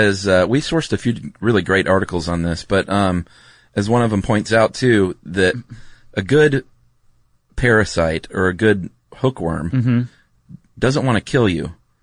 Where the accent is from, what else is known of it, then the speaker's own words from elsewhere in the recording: the South, United States; I grew up in the South.